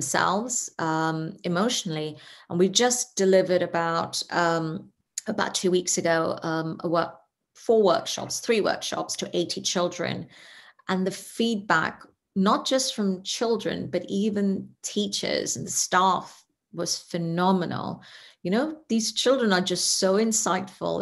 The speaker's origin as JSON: {"language": "English", "country": "Netherlands", "tie": "born or raised there", "also_born_or_lived": "India", "said": "I come from India and grew up in the Netherlands"}